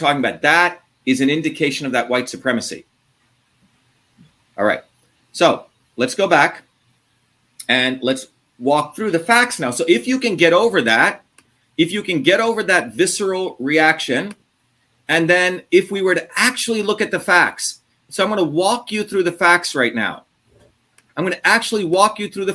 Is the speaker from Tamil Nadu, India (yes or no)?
no; Mumbai, Maharashtra, India; moved away; I grew up in Bombay. I was born an Indian kid in Bombay